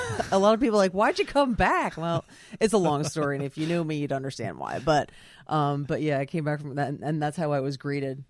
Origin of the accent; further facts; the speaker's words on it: Oley and Pricetown Road, Pennsylvania, United States; I grew up out in Ole and Pricestown Road